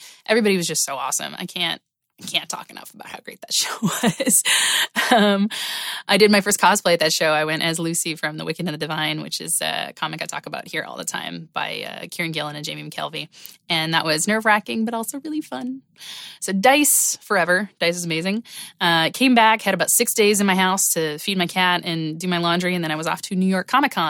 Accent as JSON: {"language": "English", "town": "Halifax", "region": "Nova Scotia", "country": "Canada", "tie": "born or raised there", "said": "my hometown of Halifax, Nova Scotia"}